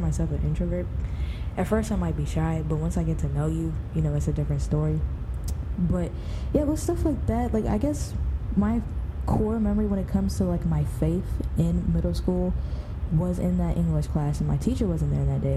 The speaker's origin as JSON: {"language": "English", "region": "Virginia", "country": "United States", "tie": "born or raised there", "also_born_or_lived": "Maryland", "said": "I grew up in Virginia"}